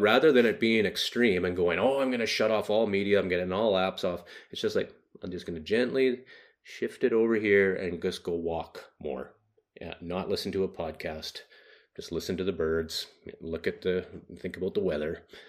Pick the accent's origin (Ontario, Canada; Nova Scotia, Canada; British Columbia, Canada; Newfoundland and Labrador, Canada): British Columbia, Canada; Haida Gwaii; I grew up very rural in Western Canada on a group of islands that are 80 kilometers off the mainland coast a place called Haida Gwaii